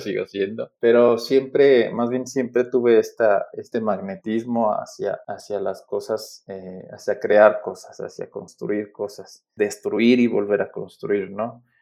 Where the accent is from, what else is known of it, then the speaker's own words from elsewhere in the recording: Aguascalientes, Mexico; also born or lived in Mexico City; Yo crecí en la ciudad de Aguascalientes, estudié en la Universidad Autónoma de Aguascalientes, pues toda mi formación fue allá, ¿no? Yo, yo nací en la Ciudad de México, pero desde muy niño eh, nos mudamos a, vivir a la ciudad de Aguascalientes